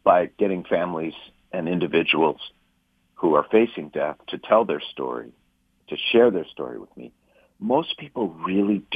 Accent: St. Louis Park, Minnesota, United States; I was born in 1960 in St. Louis Park, Minnesota

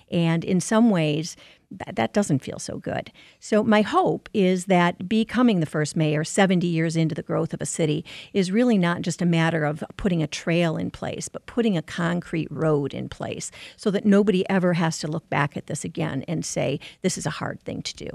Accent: Livonia, Michigan, United States; born and raised in Livonia

